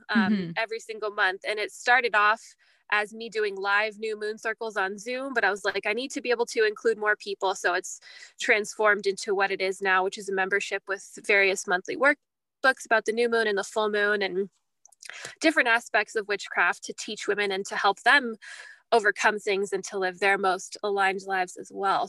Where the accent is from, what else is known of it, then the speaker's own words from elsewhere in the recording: California, United States; moved away as an adult; now in Canada; I'm actually American. And we met in California, which is where I'm from